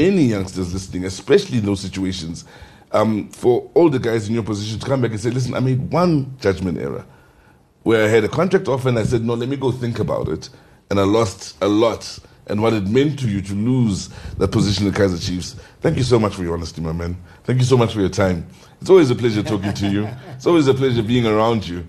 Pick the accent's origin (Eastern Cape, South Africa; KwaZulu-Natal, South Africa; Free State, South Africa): Free State, South Africa; Welkom; when I was growing up in Welkom